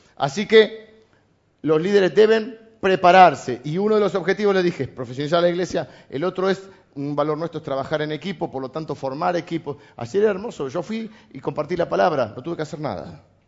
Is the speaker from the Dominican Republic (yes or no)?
no; Argentina; Somos argentinos, además de cristianos.